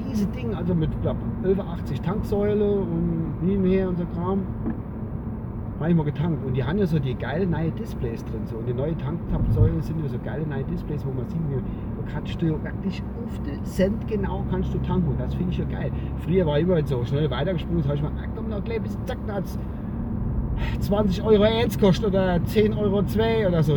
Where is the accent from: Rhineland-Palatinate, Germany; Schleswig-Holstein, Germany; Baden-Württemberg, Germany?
Rhineland-Palatinate, Germany; Kusel; bei uns in Gusel